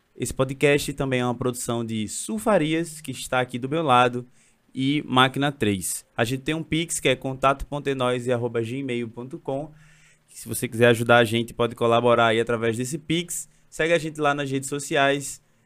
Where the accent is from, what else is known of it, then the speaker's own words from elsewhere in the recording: Recife, Pernambuco, Brazil; eu cresci num bairro, no Ibura